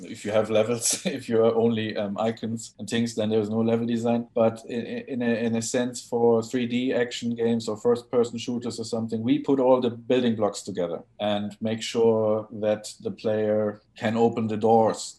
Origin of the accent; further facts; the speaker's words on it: Hamburg, Germany; also born or lived in Wales; I'm from Hamburg originally